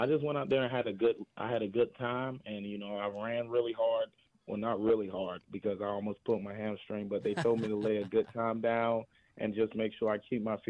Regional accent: Georgia, United States; I went to Georgia. I'm from the state

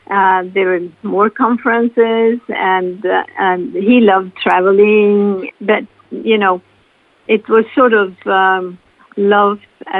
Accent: Norway; English is a second language; Yes, I grew up there and I had lovely parents

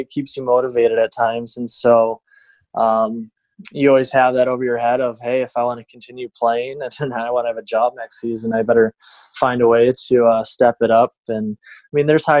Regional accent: Detroit, Michigan, United States; born or raised there

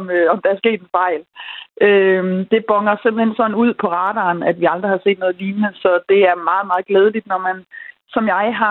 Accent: West Jutland, Central Denmark Region, Denmark; nu er jeg jo fra Vestjylland

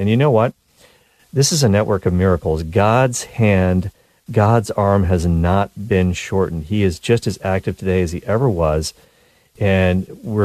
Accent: Cole Harbour, Nova Scotia, Canada; my hometown of Cole Harbour, Nova Scotia

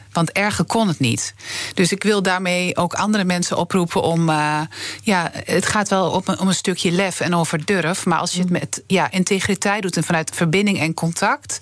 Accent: Twente, Overijssel, Netherlands; ik kom uit Twente

